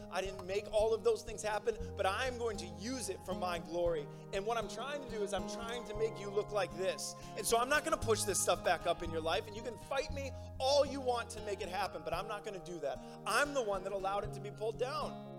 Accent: Nebraska, United States; moved away; I'm from Nebraska

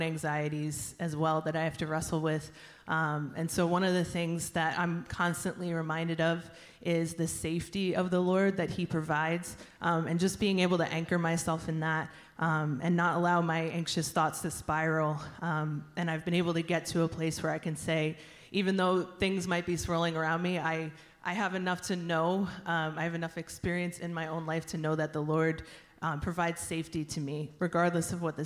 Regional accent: New Jersey, United States; moved away as an adult; I grew up in New Jersey. I moved up here to go to school, ended up settling here

